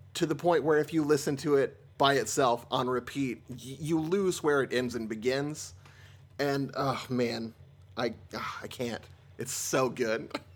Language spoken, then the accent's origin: English; Seattle, Washington, United States; I am an actor from the Seattle, Washington area